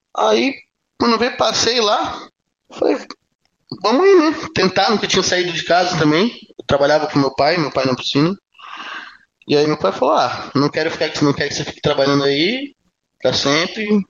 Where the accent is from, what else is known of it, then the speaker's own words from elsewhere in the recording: Araranguá, Santa Catarina, Brazil; also born or lived in Pelotas, Rio Grande do Sul; eu nasci em, nasci em Pelotas, do Rio Grande do Sul, mas minha família minha família foi morar em Araranguá, ali